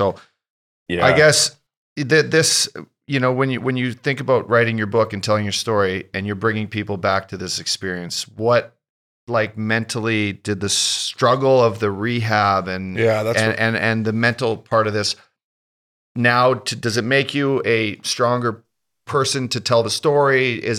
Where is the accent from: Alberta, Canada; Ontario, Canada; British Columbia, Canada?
Alberta, Canada; Fort McMurray; I grew up in Fort McMurray.